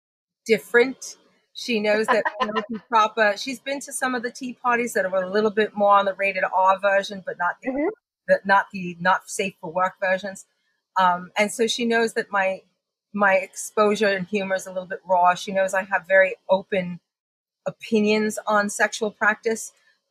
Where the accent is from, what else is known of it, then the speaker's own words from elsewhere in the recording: Long Island, New York, United States; accent: mix of Long Island and British; So it's interesting because my accent is this interesting mix of growing up on Long Island and enforcement with my British grandmother.